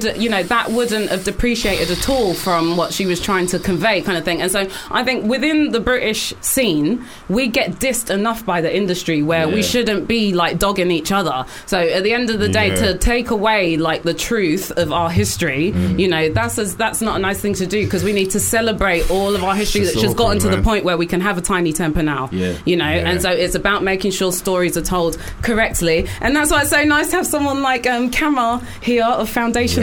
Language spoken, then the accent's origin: English; South Africa; now in United Kingdom; myself being South African